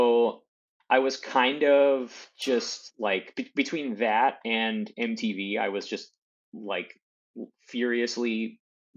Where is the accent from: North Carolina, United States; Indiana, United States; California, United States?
California, United States; Torrance; I was born in Torrance. I lived in that area